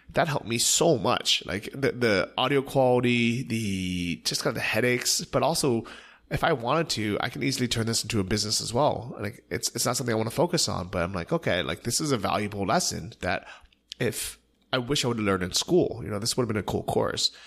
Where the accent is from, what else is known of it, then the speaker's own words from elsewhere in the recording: Bay Area, California, United States; growing up in the Bay Area, especially as an Asian American